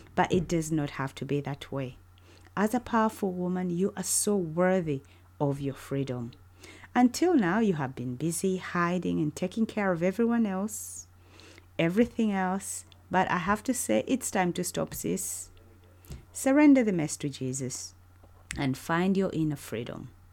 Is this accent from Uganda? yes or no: yes; Uganda; moved away as an adult; now in United Kingdom; I was born and raised in Uganda, but have spent almost half of my life living in the UK with my family